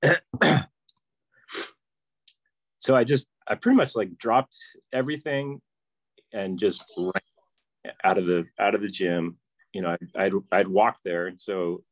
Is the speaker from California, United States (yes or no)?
yes; Livermore, California, United States; I'm from Livermore, California, and I'm a mechanical engineer.